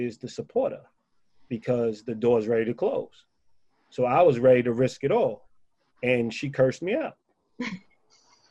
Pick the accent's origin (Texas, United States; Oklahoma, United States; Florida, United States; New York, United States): New York, United States; New York City; I'm from Spanish Harlem